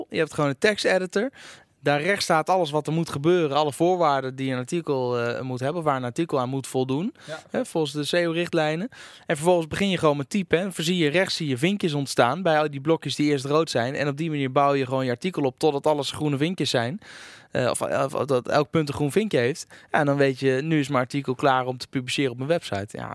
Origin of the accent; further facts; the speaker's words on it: Arnhem, Gelderland, Netherlands; eh, ik kom uit Arnhem